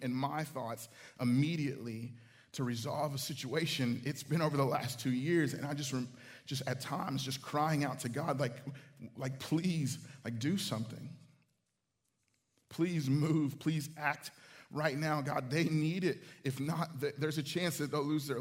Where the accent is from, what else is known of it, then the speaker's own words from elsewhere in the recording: Houston, Texas, United States; this small church that I grew up in Houston